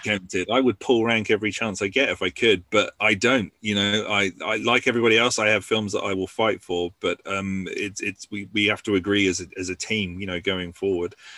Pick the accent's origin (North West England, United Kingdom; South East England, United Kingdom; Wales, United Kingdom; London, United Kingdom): South East England, United Kingdom; Basingstoke; my hometown of Basingstoke